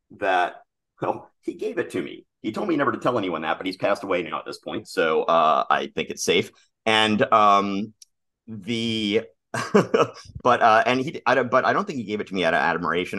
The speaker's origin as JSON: {"language": "English", "town": "Atlanta", "region": "Georgia", "country": "United States", "tie": "born or raised there", "said": "I grew up in Atlanta"}